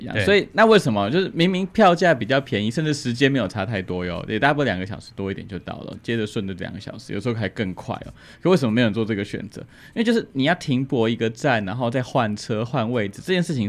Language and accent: Chinese; Hualien County, Taiwan; 我们花莲人